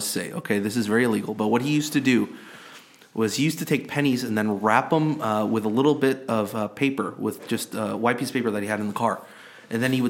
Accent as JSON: {"language": "English", "country": "South Korea", "said": "I'm from Korea"}